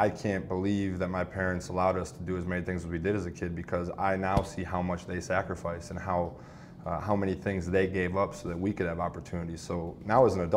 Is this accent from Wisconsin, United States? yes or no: yes; Pewaukee, Wisconsin, United States; moved away; growing up in Pewaukee, Wisconsin